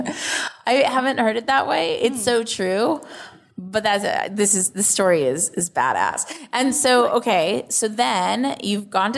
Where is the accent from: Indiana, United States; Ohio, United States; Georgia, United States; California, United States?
California, United States; Los Angeles; it is so obvious I'm from Los Angeles